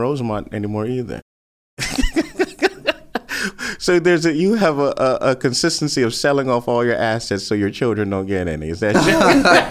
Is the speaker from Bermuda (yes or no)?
yes; Bermuda; growing up in Bermuda